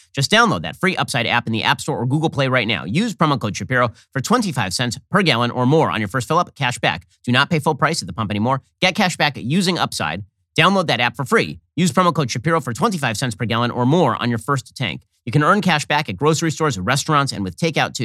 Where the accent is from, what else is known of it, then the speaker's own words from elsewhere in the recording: United States; We're American citizens